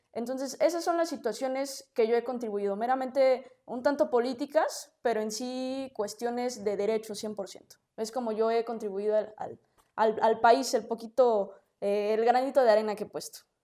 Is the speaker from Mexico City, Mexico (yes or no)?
yes; Mexico City, Mexico; nací en la Ciudad de México